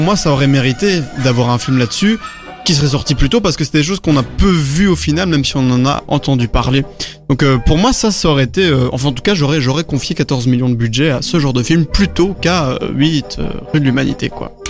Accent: Belgium; on est des Belges moyens

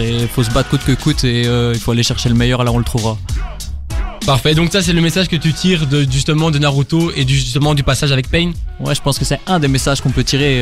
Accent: Brussels, Brussels-Capital Region, Belgium; je, viens de Bruxelles

